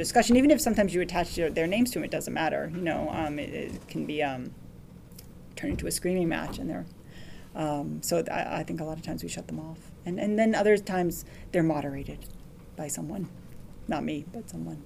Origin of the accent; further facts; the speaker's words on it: United States; I'm an American